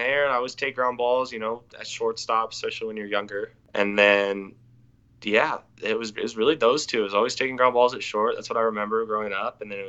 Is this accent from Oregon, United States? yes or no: yes; Beaverton, Oregon, United States; also born or lived in Sherwood; I'm from Beaverton.